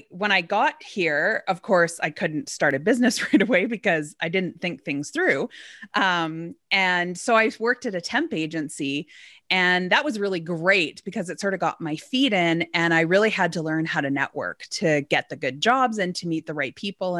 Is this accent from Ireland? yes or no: no; Edmonton, Alberta, Canada; born there; I was born in Edmonton, Alberta.